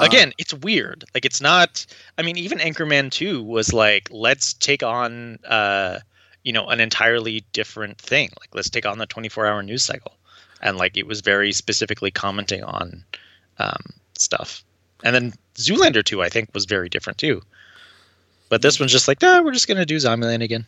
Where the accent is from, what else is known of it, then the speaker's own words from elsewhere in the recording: Tulsa, Oklahoma, United States; I was born and raised in Tulsa, Oklahoma